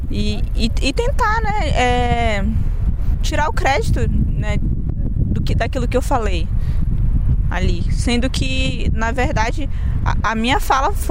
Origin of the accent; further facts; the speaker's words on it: Sete de Setembro Indigenous Territory, Rondônia, Brazil; Que não é a minha aldeia, mas é uma das aldeias lá da terra indígena 7 de setembro, que é o meu território.